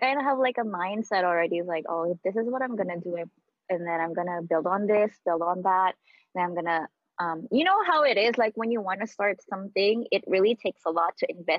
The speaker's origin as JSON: {"language": "English", "country": "Philippines", "tie": "born or raised there", "moved": "as an adult", "lives_now": "United States", "said": "So, like, I was born in the Philippines, obviously. I was born in a province. I pretty much like grew up in the Philippines. I did my schooling there. I finished my college there. I even started like a job for like almost 2 years there."}